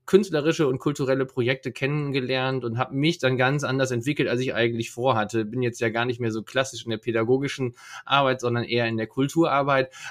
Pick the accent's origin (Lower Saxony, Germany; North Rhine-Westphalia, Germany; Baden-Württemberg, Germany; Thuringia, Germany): Lower Saxony, Germany; Leer; Ich komme aus Leer, ja, Leer, Ostfriesland, das Tor Ostfrieslands kann man auch sagen. Da bin ich geboren und aufgewachsen